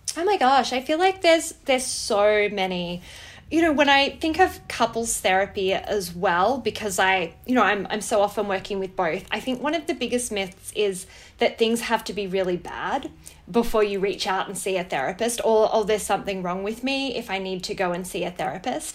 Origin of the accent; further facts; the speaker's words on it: Wangaratta, Victoria, Australia; I grew up in Wangaratta